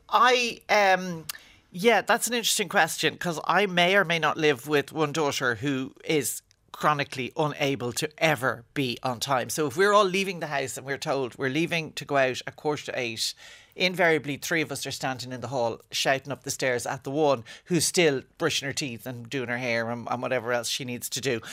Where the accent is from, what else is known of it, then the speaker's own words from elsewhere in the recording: Ireland; as an Irish person married to an English person